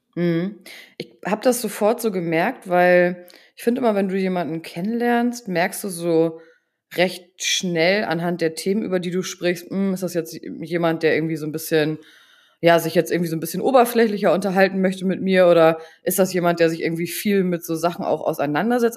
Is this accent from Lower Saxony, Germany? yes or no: yes; Buxtehude, Lower Saxony, Germany; ich komme aus Buxtehude